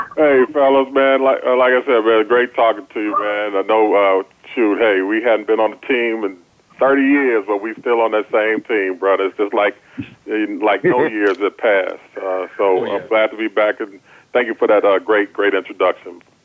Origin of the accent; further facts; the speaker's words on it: Chicago, Illinois, United States; I grew up in Chicago